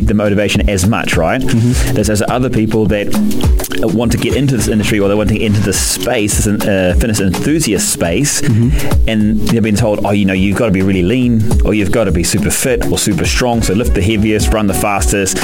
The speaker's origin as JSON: {"language": "English", "country": "New Zealand", "said": "obviously being a Kiwi and playing rugby"}